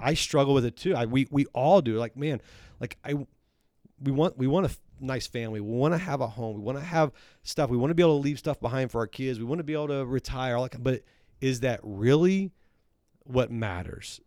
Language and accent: English; Texas, United States; also born or lived in Missouri; now in Centerville, United States; I grew up in Texas